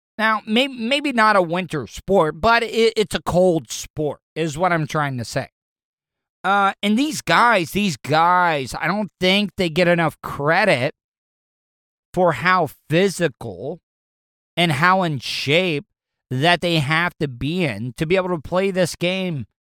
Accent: Florida, United States; I grew up in Florida.

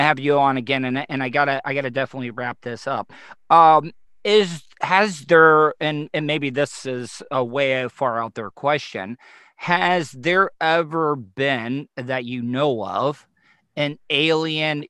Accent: the South, United States; growing up in the South in America

